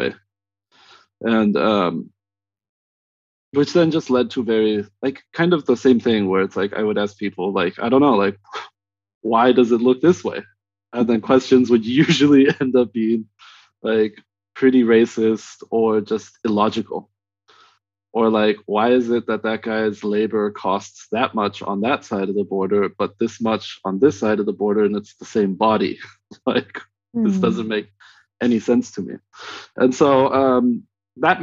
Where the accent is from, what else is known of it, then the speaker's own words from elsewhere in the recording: Southern California, United States; also born or lived in Northern Mexico; I grew up in Southern California. I was born in Northern Mexico